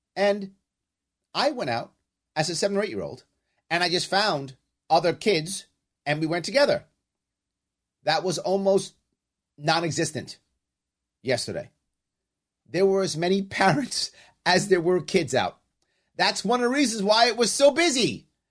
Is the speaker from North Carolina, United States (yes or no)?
no; New York City, New York, United States; For those of you who may know the South Bronx, I grew up on Walton Avenue